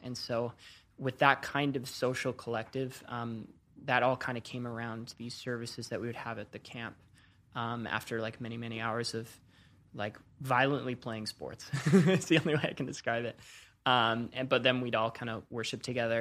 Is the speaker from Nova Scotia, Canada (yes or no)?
no; Coquitlam, British Columbia, Canada; moved away as an adult; also born or lived in Orange County; I grew up in Vancouver, Canada, um, just outside of Vancouver, Canada, in a city called Coquitlam.